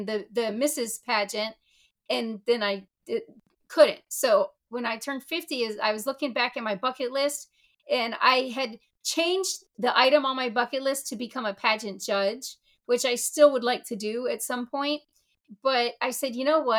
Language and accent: English; Thailand; moved away; I hold the title of Elite Miss Universal Petite Thailand, because I was born in Thailand